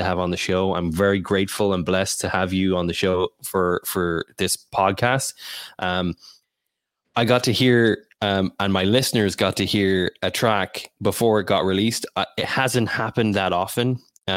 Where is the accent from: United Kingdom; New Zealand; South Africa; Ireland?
Ireland; I'm Irish